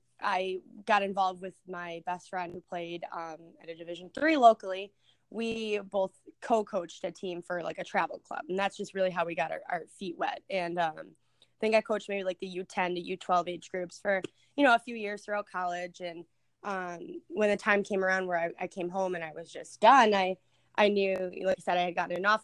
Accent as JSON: {"language": "English", "town": "Buffalo", "region": "New York", "country": "United States", "tie": "born or raised there", "said": "I was born and raised in Buffalo, New York. I've been in this area my whole life."}